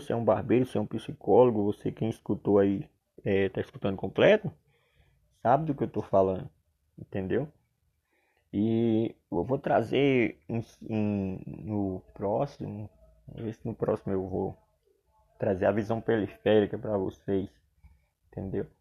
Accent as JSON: {"language": "Portuguese", "town": "Solânea", "region": "Paraíba", "country": "Brazil", "tie": "born or raised there", "also_born_or_lived": "João Pessoa, Paraíba / São Paulo", "said": "sou natural de Solânia, Paraíba"}